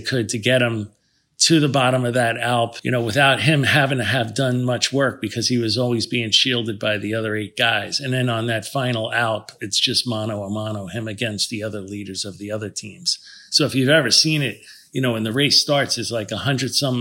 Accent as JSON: {"language": "English", "region": "New Jersey", "country": "United States", "tie": "born or raised there", "also_born_or_lived": "Washington Heights, New York City", "said": "The upper part of Manhattan, yeah. And then I grew up in New Jersey after"}